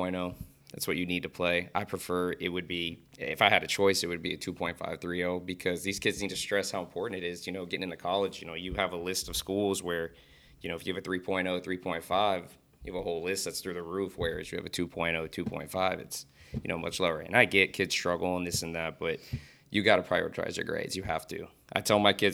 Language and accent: English; Sunrise, Florida, United States; I've born and raised in Florida